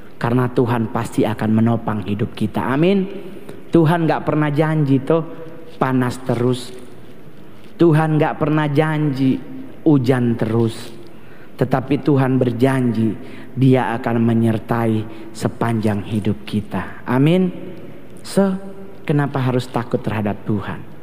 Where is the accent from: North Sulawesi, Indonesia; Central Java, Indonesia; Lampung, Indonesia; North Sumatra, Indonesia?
North Sulawesi, Indonesia; Manado, Sangihe, Tamako district; Saya soalnya orang Manado, tapi dari suku Sanger. Otomatis sampai sekarang pun di daerah saya di Sanger, di Kecamatan Tamako